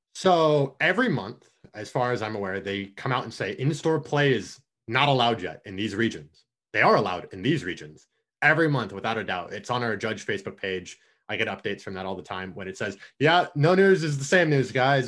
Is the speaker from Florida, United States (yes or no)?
yes; Orlando, Florida, United States; now in Atlanta, United States; I grew up in Orlando, Florida, right outside of U C F